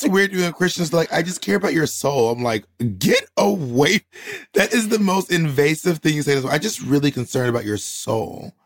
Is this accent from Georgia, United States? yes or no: yes; Columbus, Georgia, United States; also born or lived in Atlanta, Georgia; I grew up in um all over Georgia, all over the South really, but mostly Georgia.